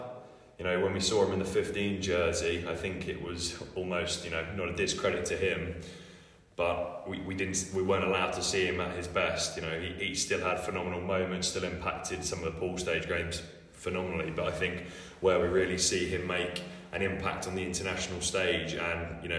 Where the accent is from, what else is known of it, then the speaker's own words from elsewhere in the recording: Sussex, South East England, United Kingdom; moved away as an adult; also born or lived in Leeds / Birmingham; I grew up playing in Sussex, playing at currently known as Worthing Raiders and Brighton Blues. And in later years, more recently, I've represented my county of Sussex